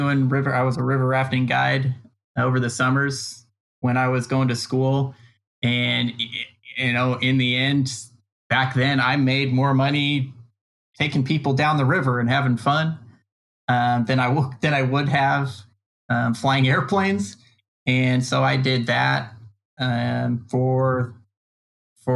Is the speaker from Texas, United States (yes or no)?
no; Southern California, United States; I was from Southern California